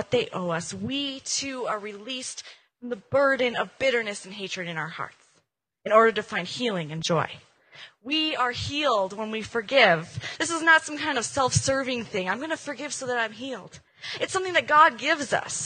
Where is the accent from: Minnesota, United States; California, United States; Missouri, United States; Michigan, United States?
Minnesota, United States; I'm from Minnesota